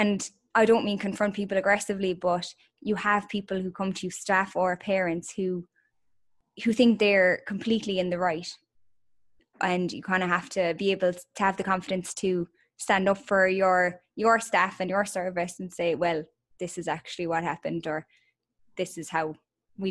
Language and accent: English; Killarney, Munster, Ireland; moved away as an adult; we are originally from Killarney